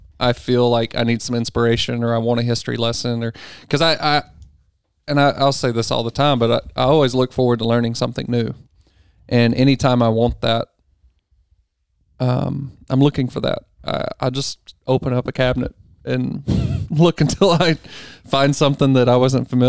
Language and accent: English; Texarkana, Texas, United States; Texas is a whole different country. Yeah. I was born in Texas.